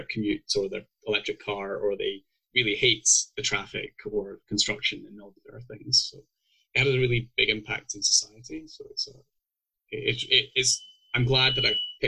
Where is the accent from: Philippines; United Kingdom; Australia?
United Kingdom; Scotland; moved away as an adult; now in Calgary, Canada; if people can't tell by my accent yet, I'm actually originally from Scotland.